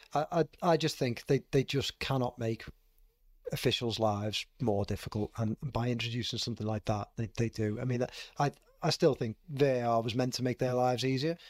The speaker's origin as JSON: {"language": "English", "town": "Liverpool", "region": "North West England", "country": "United Kingdom", "said": "what we call in Liverpool"}